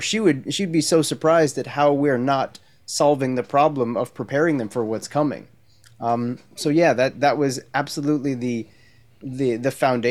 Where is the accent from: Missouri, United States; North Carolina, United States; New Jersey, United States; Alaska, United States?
New Jersey, United States; moved away as an adult; also born or lived in Maryland / Brooklyn, New York; now in San Diego, United States; I'm from New Jersey originally. Okay. Born and raised in New Jersey, spent summers down at the Jersey Shore and went to college in Maryland, University of Maryland, College Park.